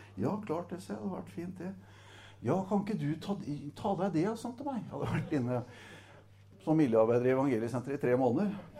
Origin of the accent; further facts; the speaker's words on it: Setesdal, Agder, Norway; er jeg fra Setesdal